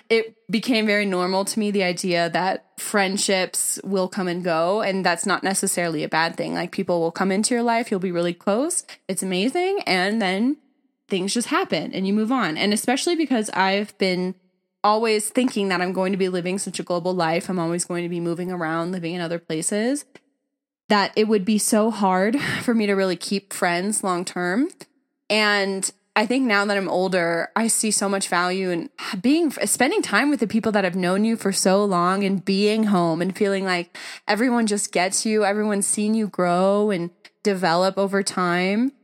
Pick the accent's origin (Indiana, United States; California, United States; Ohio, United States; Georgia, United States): California, United States; Simi Valley; moved away as an adult; we were both born and raised in Simi Valley, but I really stayed there